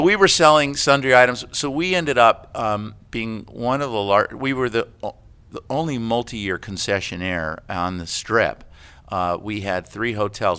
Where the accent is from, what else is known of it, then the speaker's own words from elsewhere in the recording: United States; also born or lived in Connecticut / Florida / Renton, Washington; now in Camano Island, United States; I grew up in Connecticut in Florida